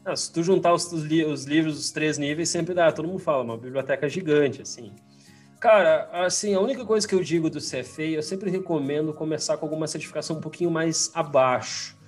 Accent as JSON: {"language": "Portuguese", "town": "Farroupilha", "region": "Rio Grande do Sul", "country": "Brazil", "also_born_or_lived": "Porto Alegre", "said": "eu sou gaúcho, sou do interior do Rio Grande do Sul, Farroupilha, uma cidade bem fria"}